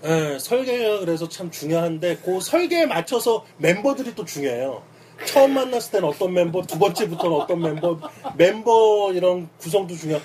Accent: Seoul, South Korea; now in Itaewon, Seoul, South Korea; 내가 어렸을 때 난 영등포에 살았는데

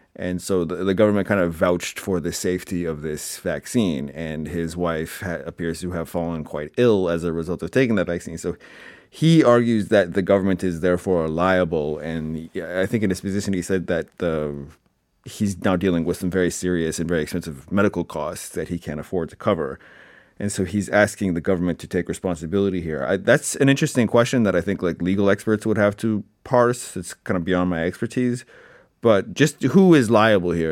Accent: Canada; now in Seoul, South Korea; I come across as too Canadian

